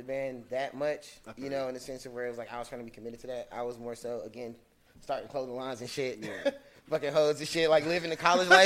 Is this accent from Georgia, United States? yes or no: yes; Atlanta, Georgia, United States; I'm from Panola, I'm from Salem Road.